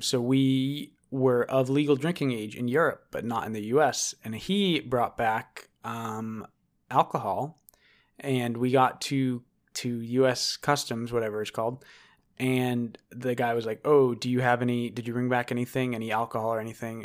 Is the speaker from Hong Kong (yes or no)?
no; United States; I'm American